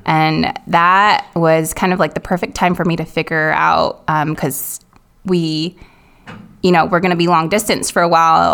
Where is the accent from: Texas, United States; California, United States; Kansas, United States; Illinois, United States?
California, United States; Silicon Valley; moved away as an adult; growing up in Silicon Valley